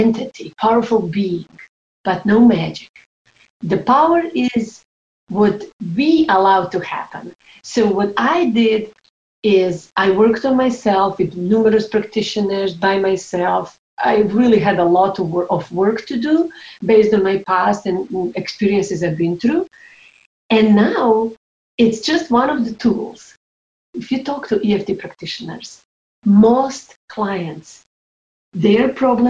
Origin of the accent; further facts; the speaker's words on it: Croatia; moved away; also born or lived in New York; I was 15 years old when war started in my home country, Croatia